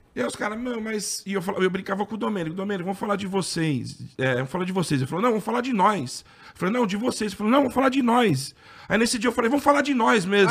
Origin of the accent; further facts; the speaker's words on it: ABC Paulista, São Paulo, Brazil; eu sou do ABC